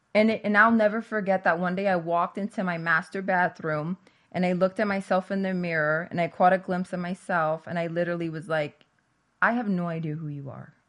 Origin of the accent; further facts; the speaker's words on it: New Jersey, United States; I grew up in New Jersey